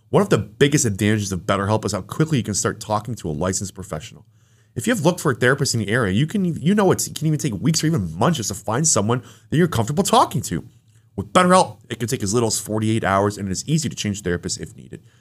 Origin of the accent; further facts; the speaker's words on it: New Jersey, United States; I was born in New Jersey.